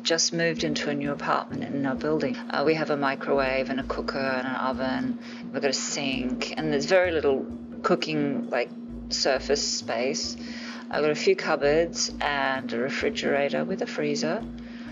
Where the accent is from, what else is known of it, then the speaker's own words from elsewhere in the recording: Tokyo, Japan; now in Los Angeles, United States; We were living in Tokyo when I was a kid. I grew up in Japan